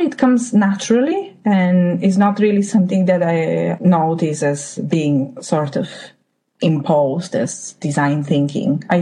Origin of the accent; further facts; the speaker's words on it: Bulgaria; moved away as an adult; now in London, United Kingdom; I'm from Bulgaria.